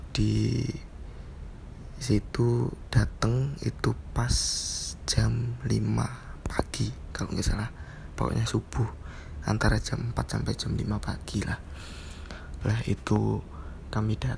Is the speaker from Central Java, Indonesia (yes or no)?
yes; Wonogiri, Central Java, Indonesia; Aku asli Wonogiri SMK Negeri 2 Wonogiri Dulu lulusan SMK Negeri 2 Wonogiri Teknik Gambar Bangunan